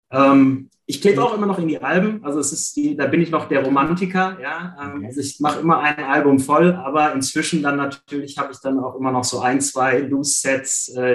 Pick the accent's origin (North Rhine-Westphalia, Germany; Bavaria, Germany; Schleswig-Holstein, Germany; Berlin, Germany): North Rhine-Westphalia, Germany; Düsseldorf; da muss ich mich ein bisschen outen, Bayern-Fan geworden bin, mhm. ja, als Düsseldorfer.